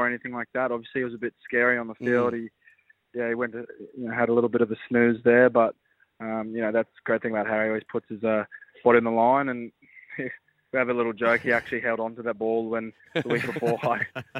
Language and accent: English; Australia; I'm an Australian and I've always wanted to play for the Wallabies